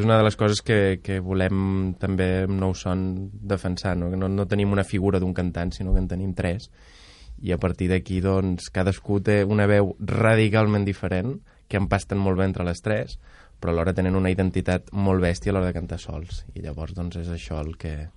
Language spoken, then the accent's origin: Catalan; Lleida, Catalonia, Spain; jo vinc de Lleida